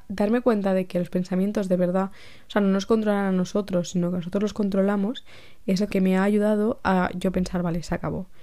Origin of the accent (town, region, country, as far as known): Spain; also born or lived in Brussels